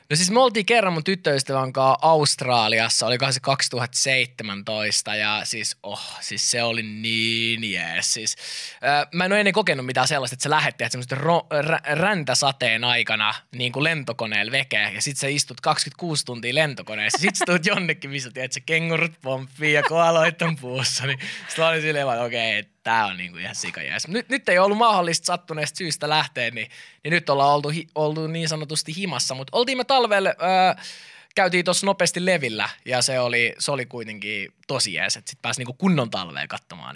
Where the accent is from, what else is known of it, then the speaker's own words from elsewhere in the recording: Finland; mä oon Suomesta.